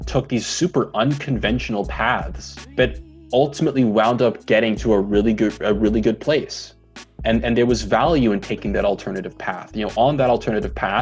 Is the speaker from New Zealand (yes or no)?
no; Ottawa, Ontario, Canada; So I was born in Ottawa, Ontario. I would say I had a very typical middle-class Ottawa suburb upbringing.